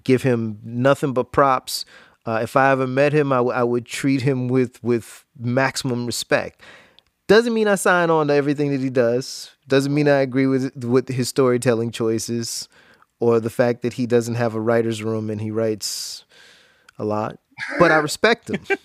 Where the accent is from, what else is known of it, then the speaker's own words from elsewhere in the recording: Jacksonville, Florida, United States; growing up in Jacksonville